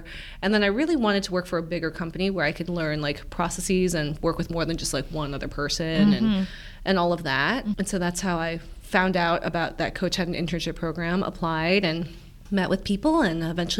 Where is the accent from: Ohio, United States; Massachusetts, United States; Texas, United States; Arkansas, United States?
Ohio, United States; Cleveland; So even like growing up in Cleveland, like we were the only people who my parents never taught us Korean or taught us customs.